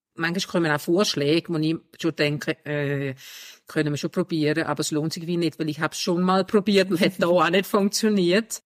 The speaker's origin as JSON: {"language": "German", "country": "Denmark", "moved": "yes", "lives_now": "Switzerland", "said": "ich bin ursprünglich aus Dänemark"}